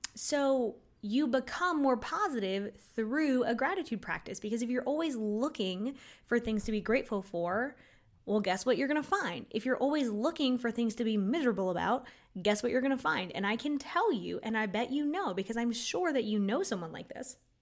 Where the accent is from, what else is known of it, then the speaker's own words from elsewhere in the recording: Florida, United States; I was from Florida